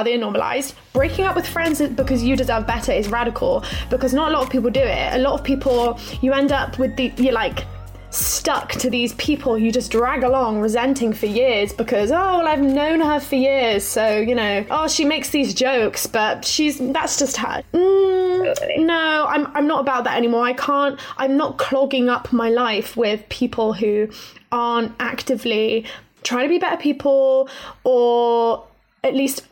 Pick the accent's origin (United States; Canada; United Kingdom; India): United Kingdom; Plymouth, South West England; I'm from Plymouth in Devon.